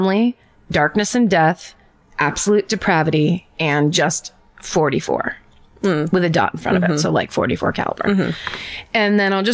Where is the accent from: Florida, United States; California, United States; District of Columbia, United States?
California, United States; I am from California